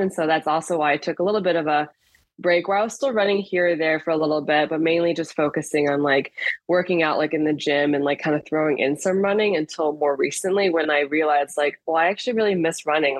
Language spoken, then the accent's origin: English; Chicago, Illinois, United States; also born or lived in France / Ohio / Evanston; I am originally from Chicago, so grew up here